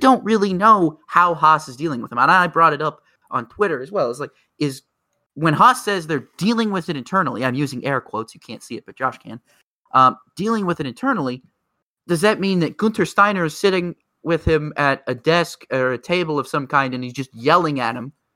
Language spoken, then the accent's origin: English; United States; I'm very American here. I'm showing my, my Yankee heritage here.